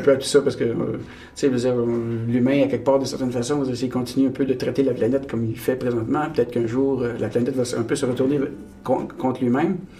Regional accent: Abitibi-Témiscamingue, Quebec, Canada; je suis né au, en Abitibi, au Témiscamingue, puis on, on, côtoyait un peu la, frontière euh, américaine, euh, ontarienne.

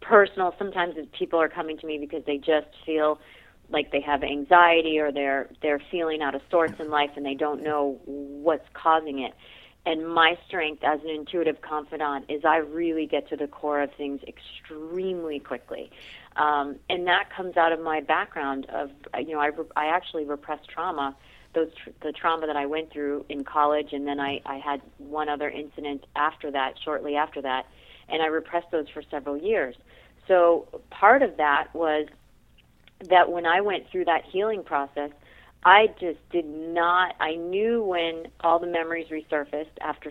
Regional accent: Boston, Massachusetts, United States; moved away as an adult; now in West Coast, United States; I actually was born in Boston, so I hail from the East Coast. That's where I did all of my schooling

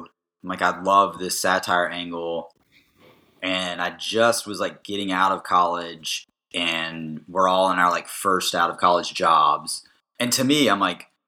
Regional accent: Raleigh, North Carolina, United States; I was born in Raleigh, moved away when I was one until I came back when I was 10.

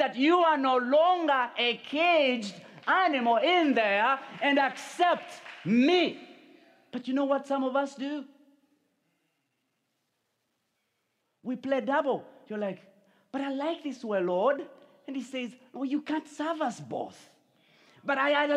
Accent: Uganda; moved away; I come from Uganda

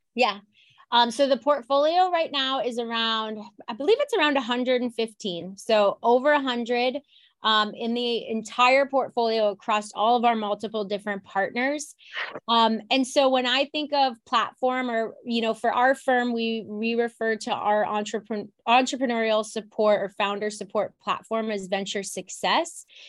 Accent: Ohio, United States; now in Chicago, United States; I'm from Ohio and, you know, I come here and I'm just, like, Midwest through and through

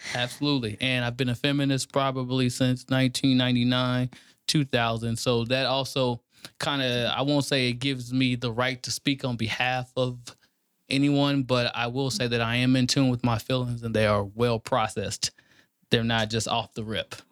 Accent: Kansas City, Kansas, United States; moved away as an adult; also born or lived in St. Louis, Missouri; now in Texas, United States; I'm from Kansas City, Kansas. Born and raised, live on both sides of Missouri

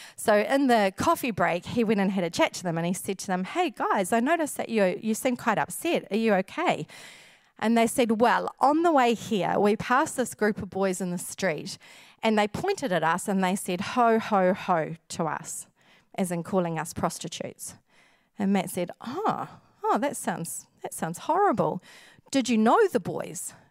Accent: New Zealand; we, a lot of Kiwis

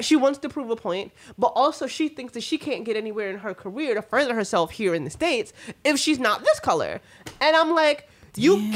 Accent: Puerto Rico; moved away; growing up in Puerto Rico, like on a farm

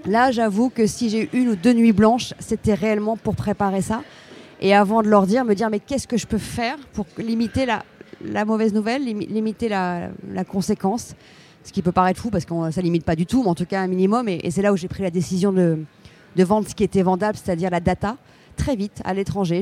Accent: France; Je suis française, européenne, très fière de l'être

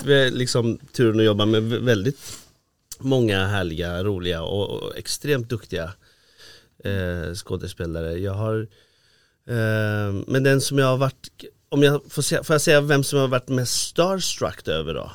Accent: Iran; now in Sweden; jag är ju från Iran från början då

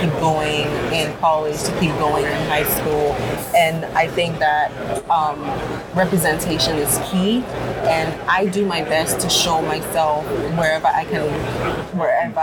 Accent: Ghana; moved away; I grew up in Ghana.

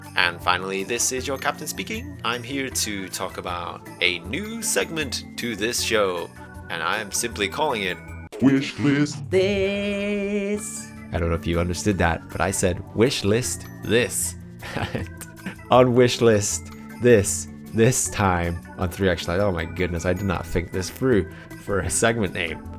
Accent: United Kingdom; being British and growing up with a lot of various TV shows

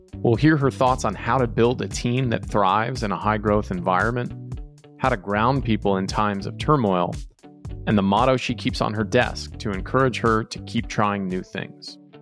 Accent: Texas, United States; I grew up in Texas

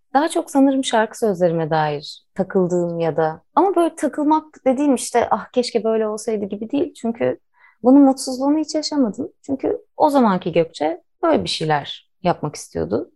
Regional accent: Istanbul, Turkey; moved away as an adult; now in Biga, Turkey; İstanbul'da doğdum.

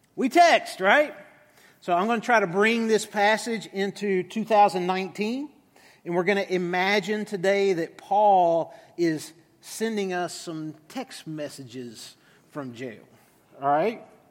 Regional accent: United States; as American Christians

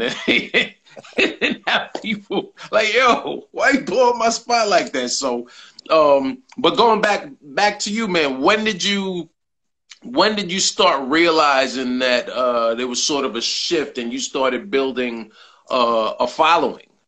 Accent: New York City, New York, United States; I'm a New Yorker

